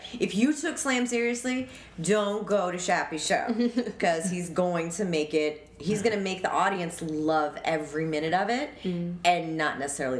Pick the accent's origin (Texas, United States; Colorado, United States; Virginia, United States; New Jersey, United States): Colorado, United States; Denver; moved away; I'm from Denver